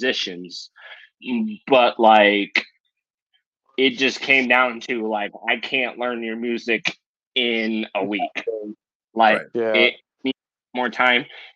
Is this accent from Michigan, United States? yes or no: no; Paulding, Ohio, United States; moved away as an adult; also born or lived in Georgia / Alaska / Europe; now in Fort Wayne, United States; I'm from Paulding, Ohio